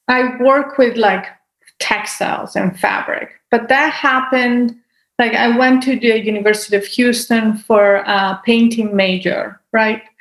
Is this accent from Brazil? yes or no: no; Italy; born there; I mean, I was born in Italy, and so there was a lot of art to see as well.